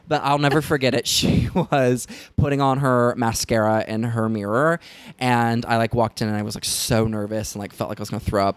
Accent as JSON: {"language": "English", "region": "the South", "country": "United States", "tie": "born or raised there", "moved": "yes", "said": "I was raised in the South"}